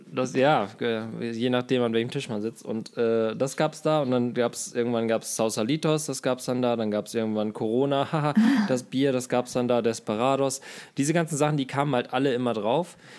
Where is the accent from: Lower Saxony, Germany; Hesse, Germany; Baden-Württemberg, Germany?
Lower Saxony, Germany; Glandorf; mein Heimatdorf Glandorf